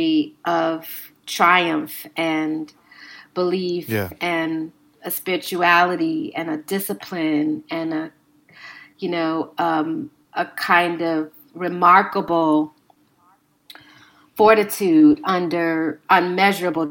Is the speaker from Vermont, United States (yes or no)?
no; Chicago, Illinois, United States; I'm from Chicago, so I'm very familiar with these sites